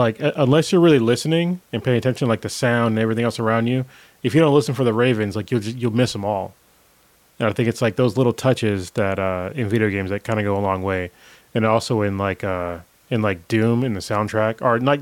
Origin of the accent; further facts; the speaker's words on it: Newark, California, United States; I grew up in Newark